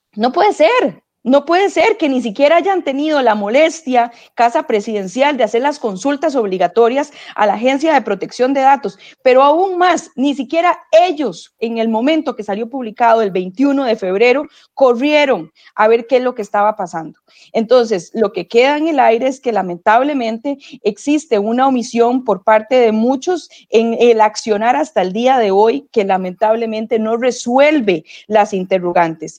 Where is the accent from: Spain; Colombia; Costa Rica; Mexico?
Costa Rica; nosotros como costarricenses